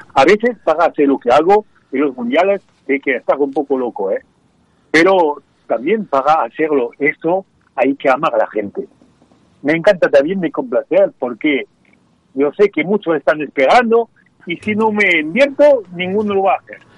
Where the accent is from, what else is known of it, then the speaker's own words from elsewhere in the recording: France; Spanish is a second language; Yo nací en el campo y fui en mi juventud campesino. Y, yo hablo perfectamente el dialecto de la gente campesina de Francia.